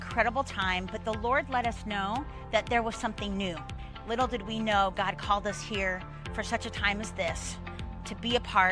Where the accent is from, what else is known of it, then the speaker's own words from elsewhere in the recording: Orange County, California, United States; we grew up in Orange County